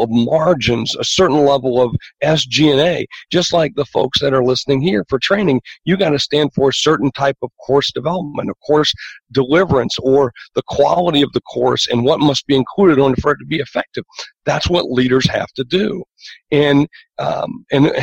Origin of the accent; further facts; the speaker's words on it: South Dakota, United States; I'm from South Dakota.